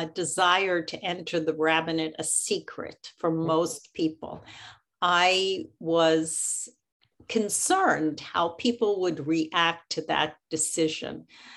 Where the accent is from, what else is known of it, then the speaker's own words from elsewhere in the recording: Philadelphia, Pennsylvania, United States; I grew up in Philadelphia, and I belonged to Congregation Knesset Israel, okay, which was a Reform congregation